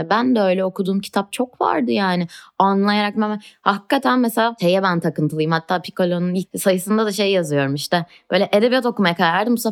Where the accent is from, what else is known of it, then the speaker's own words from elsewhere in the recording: Istanbul, Turkey; Ya arkadaşlar ben Etiler'de büyüdüm. Bunu diyecek son